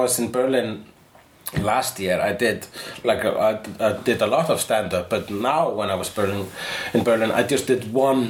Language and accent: English; Iceland; Yes, I am an Icelandic person.